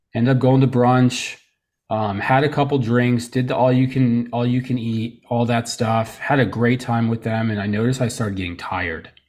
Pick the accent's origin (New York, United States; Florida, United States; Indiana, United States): Florida, United States; Tarpon Springs; also born or lived in Trenton, New Jersey / Allentown, Pennsylvania / Orlando, Florida; now in Saint Petersburg, United States; I grew up most of my life here in Florida.